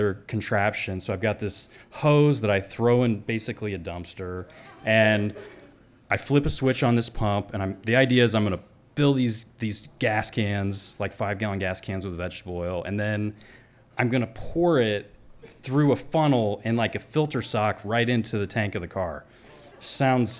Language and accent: English; the Ozarks, Missouri, United States; moved away; also born or lived in Alaska / Belize; I grew up in Missouri in the Ozarks